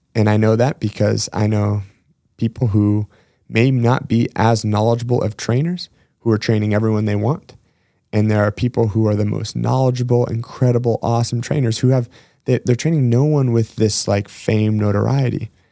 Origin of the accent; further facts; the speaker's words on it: Washington, United States; one of my hometown gyms in Washington State